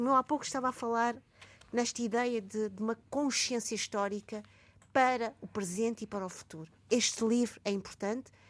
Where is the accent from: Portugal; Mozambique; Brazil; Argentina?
Mozambique; Maputo; eu nasci em Moçambique, Lourenço